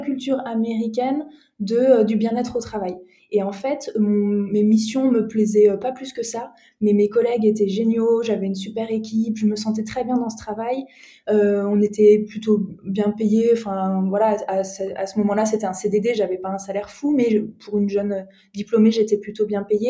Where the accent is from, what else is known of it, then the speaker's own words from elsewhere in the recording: Strasbourg, Grand Est, France; moved away as an adult; now in Marseille, France; je suis alsacienne de base, je suis née à Strasbourg